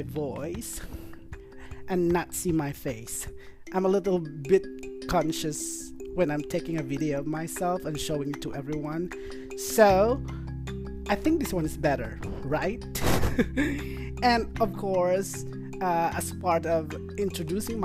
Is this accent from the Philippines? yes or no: yes; Philippines; I am Filipino